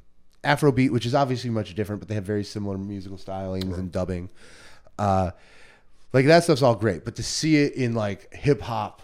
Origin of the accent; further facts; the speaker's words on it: Melrose Park, Illinois, United States; I'm from Melrose Park, which has mm-hmm. a lot of like Latin people, and I'm yeah. Cuban.